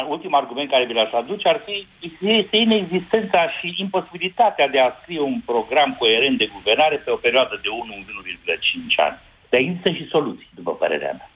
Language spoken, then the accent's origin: Romanian; Jiu Valley, Hunedoara County, Romania; Eu sunt din Valea Jiului, sunt inginer